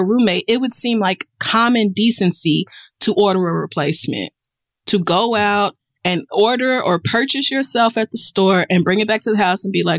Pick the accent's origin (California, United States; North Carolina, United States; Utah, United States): North Carolina, United States; You need to know that I was born and raised in North Carolina, and one thing about us is that we love our Texas Pete hot sauce.